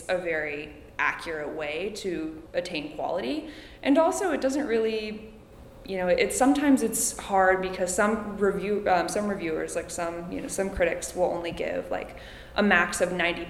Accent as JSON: {"language": "English", "town": "Calistoga", "region": "California", "country": "United States", "tie": "born or raised there", "said": "I grew up in Calistoga"}